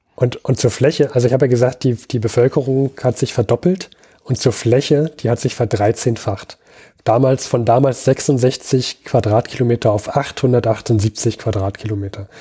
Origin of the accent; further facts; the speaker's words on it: Berlin, Germany; als Berliner